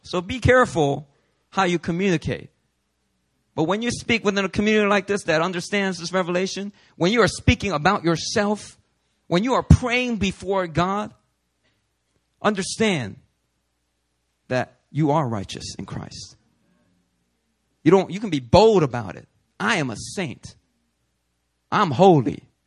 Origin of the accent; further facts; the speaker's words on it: Philadelphia, Pennsylvania, United States; now in New York, United States; growing up in Philly